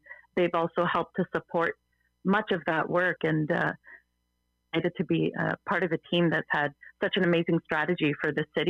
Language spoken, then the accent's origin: English; Burnaby, British Columbia, Canada; also born or lived in Vancouver; I was born in Vancouver, but I've lived in Burnaby for the last 20 years.